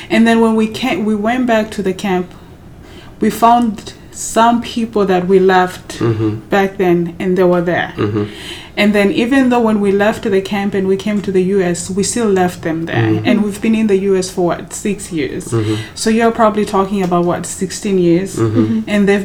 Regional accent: DR Congo; also born or lived in South Africa; because we are from Congo, yes, but we didn't come straight from Congo to the camp. We came from like South Africa

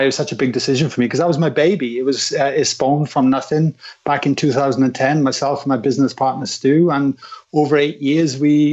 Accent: Wales, United Kingdom; growing up in Wales

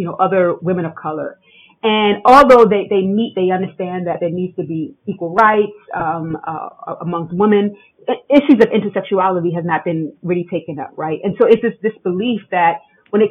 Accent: United States; a part of me as an American

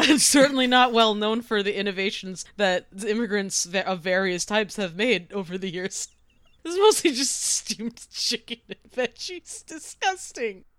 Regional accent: Boston, Massachusetts, United States; accent: Boston; Most people only have a Boston accent when we're angry

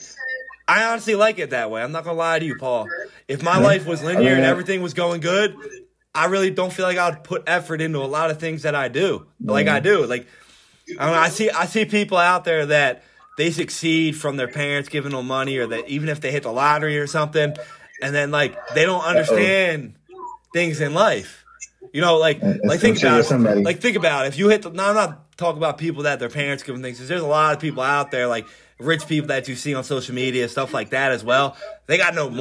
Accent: Norristown, Pennsylvania, United States; also born or lived in Florida; here in town, Norristown, PA. Grew up in East Narn, to be exact

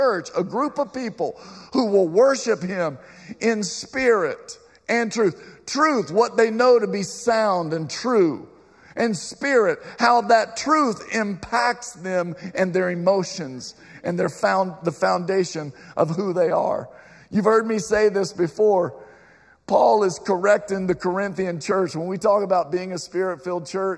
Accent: Southwest Virginia, United States; I grew up near in Southwest Virginia

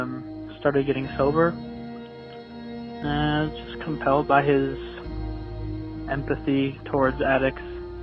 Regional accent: Chicago, Illinois, United States; I'm from Chicago.

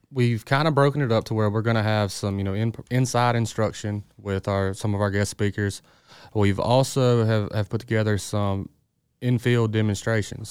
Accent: Greenville, Mississippi, United States; I'm from the Delta, so I grew up in Greenville.

